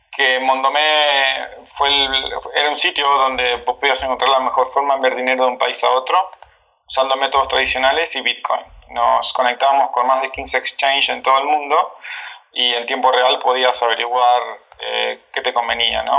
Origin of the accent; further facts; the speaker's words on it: Gualeguaychú, Entre Ríos, Argentina; accent: Argentine; now in Cancún, Mexico; como verán por mi acento, soy argentino, em, particularmente de, de, bueno, de 200 kilómetros de Buenos Aires, en, una provincia que se llama Entre Ríos, de una ciudad Gualeguaychú. Así que sí, nací por ahí